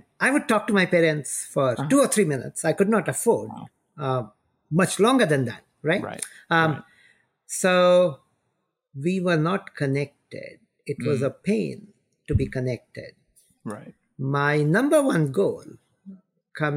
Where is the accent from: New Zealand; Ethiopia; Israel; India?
India; moved away; I grew up in India